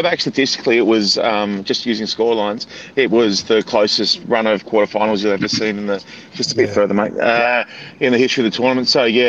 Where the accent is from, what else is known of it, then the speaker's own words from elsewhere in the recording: Australia; which makes it so much more heartbreaking as Aussie fans, because it was, in my opinion, the best World Cup we've had.